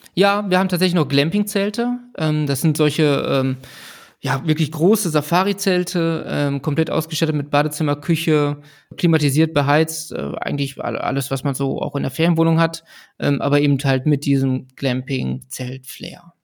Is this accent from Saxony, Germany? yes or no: no; Ruhr area, North Rhine-Westphalia, Germany; Ich selber bin auch im, im Ruhrgebiet geboren, groß geworden